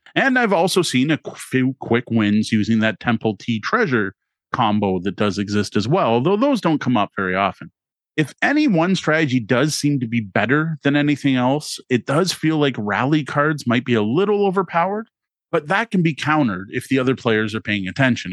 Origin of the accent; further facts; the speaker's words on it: Canada; having grown up as a Canadian